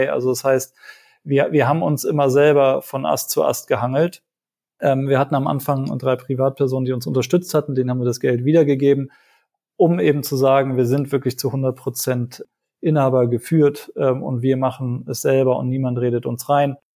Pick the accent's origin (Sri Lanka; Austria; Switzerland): Sri Lanka; now in Germany; ich bin ja selber in Sri Lanka zur Schule gegangen